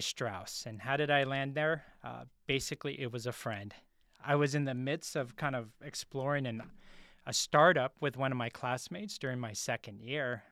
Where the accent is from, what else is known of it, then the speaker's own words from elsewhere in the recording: San Francisco, California, United States; I'm originally from San Francisco, multiracial family